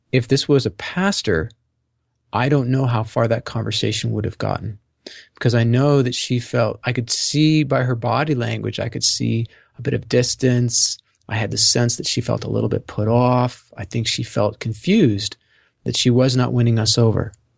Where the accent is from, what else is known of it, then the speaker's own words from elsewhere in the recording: Canada; also born or lived in Ontario; I'm Canadian